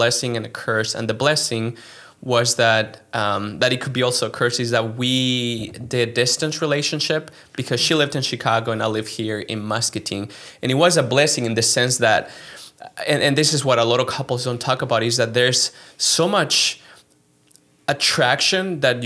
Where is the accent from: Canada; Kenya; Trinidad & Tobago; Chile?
Chile; English is a second language; moved away as an adult; also born or lived in Philadelphia, United States / New York, United States; now in United States; I am originally from Chile, and I grew up there